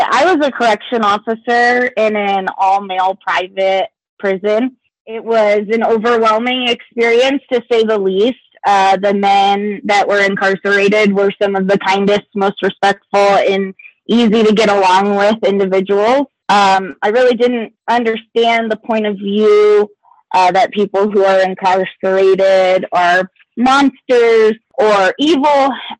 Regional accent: Fort Stewart, Georgia, United States; born there; now in Colorado, United States; However, I was born in Georgia, in Fort Stewart, Georgia. Moved around quite a bit before settling in Colorado myself a few years ago.

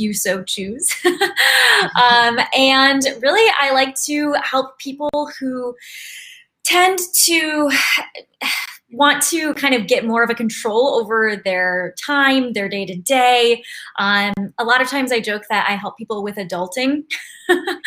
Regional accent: West Michigan, United States; moved away as an adult; also born or lived in Seattle / Ann Arbor, Michigan; now in San Diego, United States; I'm from West Michigan

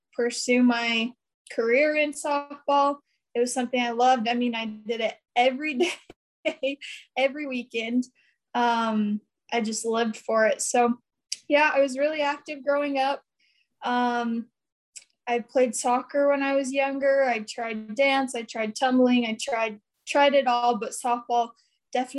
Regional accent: Brigham City, Utah, United States; I'm from Brigham City, Utah, born and raised

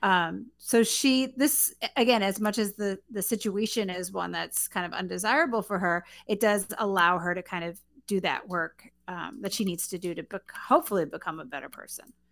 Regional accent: New York City, New York, United States; moved away; I'm originally from Queens, New York

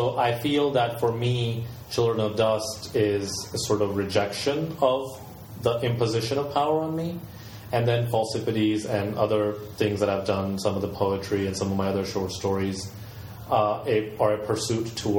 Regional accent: the American South, United States; moved away; some of my life I grew up in the American South

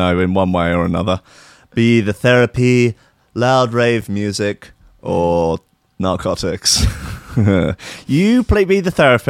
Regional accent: Brighton, South East England, United Kingdom; That is my hometown.

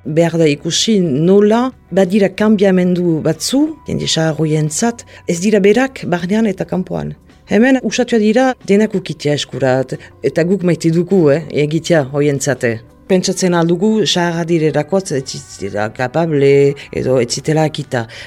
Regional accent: Mendionde, Nouvelle-Aquitaine, France; now in Hasparren, France; Lekornen sortua naiz eta orain uh, azparnen bizi

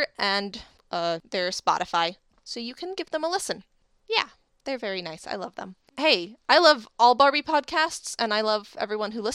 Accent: United States; we are American

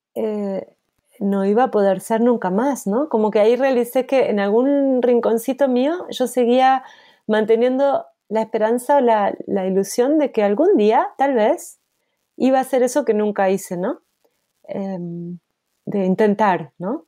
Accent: Argentina; moved away as an adult; also born or lived in Luxembourg; yo como argentina

